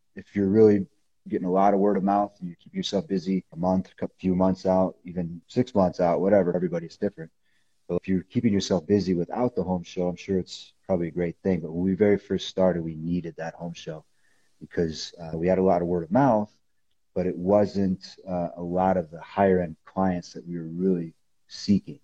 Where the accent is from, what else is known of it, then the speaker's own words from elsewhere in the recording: Illinois, United States; moved away as an adult; now in Colorado Springs, United States; I came back to Illinois the fall of my senior year